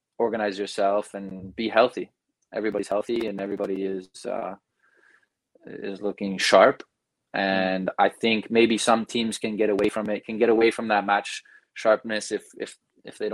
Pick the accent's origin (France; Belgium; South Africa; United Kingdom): Belgium; moved away as an adult; also born or lived in United States; now in Canada; I was born in the States, grew up there till I was about 8, and then I moved to Belgium, grew up there, moved to Canada for university